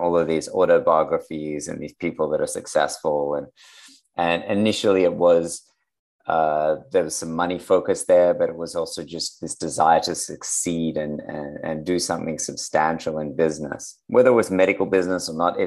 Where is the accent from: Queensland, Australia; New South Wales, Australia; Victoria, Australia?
New South Wales, Australia; Sydney; I'm from Australia as well, right? So I'm in Sydney, Australia.